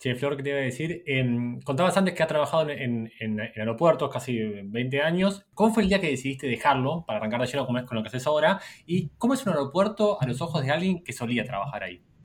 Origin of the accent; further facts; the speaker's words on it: Argentina; podía entrar igual si quería como argentino de turista, en ese momento como es únicamente un pasaporte argentino